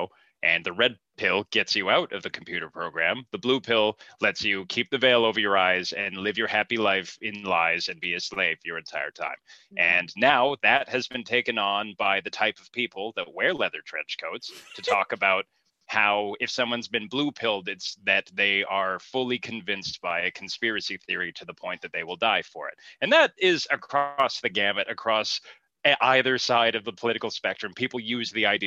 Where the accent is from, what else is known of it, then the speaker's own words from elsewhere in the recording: Whitehorse, Yukon, Canada; I grew up in Whitehorse, Yukon